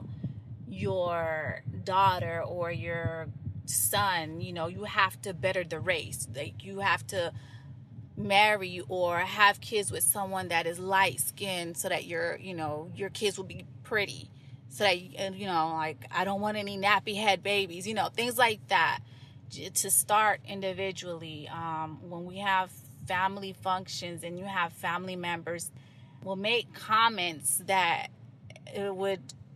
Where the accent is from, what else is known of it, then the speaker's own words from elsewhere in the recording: Nicaragua; first language English; moved away; I'm from Nicaragua, or yes, you know, I speak Spanish, or I'm Latin